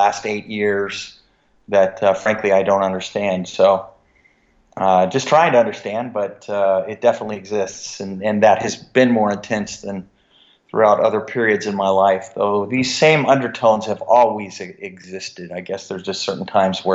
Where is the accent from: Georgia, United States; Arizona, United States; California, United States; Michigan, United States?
California, United States; San Francisco Bay Area; I grew up in the San Francisco Bay Area.